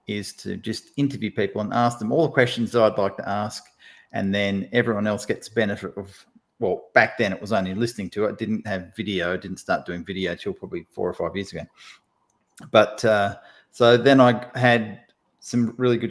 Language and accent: English; Australia; accent: Australian; I'm sort of a fairly typical Aussie bloke